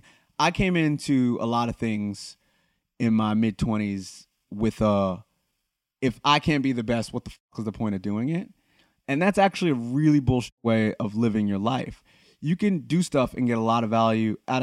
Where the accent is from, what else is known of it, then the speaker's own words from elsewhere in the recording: United States; I'm obviously American